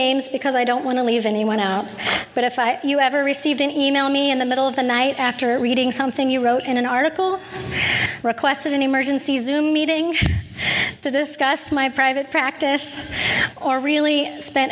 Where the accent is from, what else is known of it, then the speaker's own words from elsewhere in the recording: Kansas, United States; I am an introvert from the Midwest. Kansas, the state that is flatter than a pancake